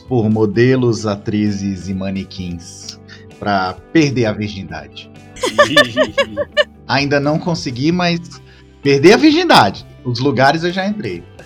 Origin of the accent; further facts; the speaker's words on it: Northeast Region, Brazil; eu sou nordestino também